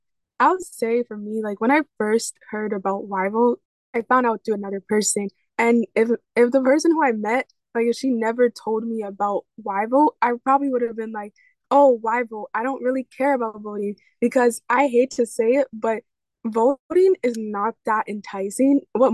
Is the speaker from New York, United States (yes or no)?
yes; New York City, New York, United States; coming from the Bronx, growing up in the Bronx and, you know, Bronx poverty, all that. So I really have experienced that. And then it's just the generational trauma of like being a Black woman in the United States.